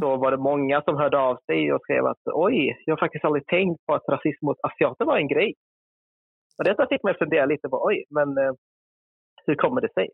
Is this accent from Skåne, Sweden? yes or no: yes; Helsingborg, Skåne, Sweden; accent: Scanian; moved away as an adult; now in Gothenburg, Sweden; jag är född och uppvuxen i Helsingborg. Så min skånska kanske dyker upp lite då och då